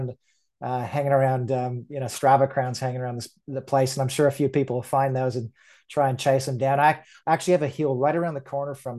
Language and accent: English; rural Ontario, Canada; moved away as an adult; now in Queensland, Australia; I grew up in a small town in country rural Ontario outside of the capital